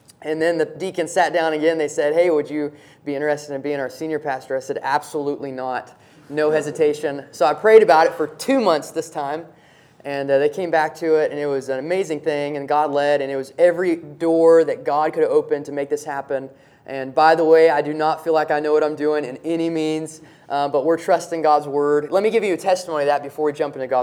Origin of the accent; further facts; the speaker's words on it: Somerset, Kentucky, United States; moved away; I grew up in Somerset, Kentucky, backwoods